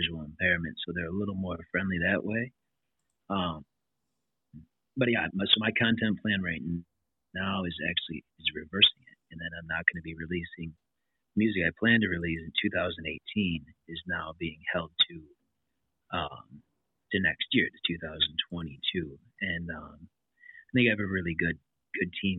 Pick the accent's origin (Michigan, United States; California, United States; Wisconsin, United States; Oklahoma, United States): Wisconsin, United States; Kenosha; born and raised in Kenosha, Wisconsin here